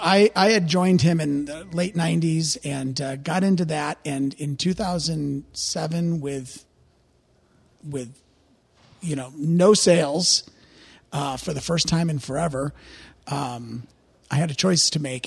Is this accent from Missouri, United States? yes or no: yes; St. Louis, Missouri, United States; born and raised in Saint Louis, Missouri. Still live there.